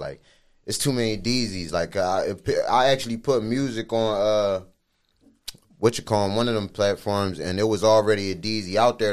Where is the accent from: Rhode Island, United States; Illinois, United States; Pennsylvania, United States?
Pennsylvania, United States; Philadelphia; moved away; also born or lived in Darby / Folcroft; I'm originally from West Philly.